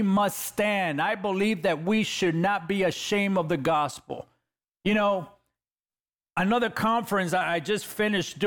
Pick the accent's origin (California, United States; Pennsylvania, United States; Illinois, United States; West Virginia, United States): California, United States; Los Angeles; I'm a kid from East LA, California.